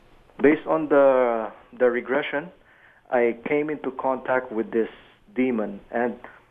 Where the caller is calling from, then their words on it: Toronto, Ontario, Canada; I'm calling from Toronto.